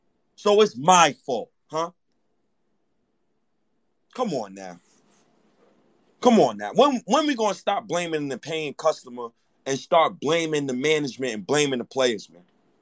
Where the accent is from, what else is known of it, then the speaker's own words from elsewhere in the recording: New York City, New York, United States; I'm from Harlem. Me and Obi's from New York.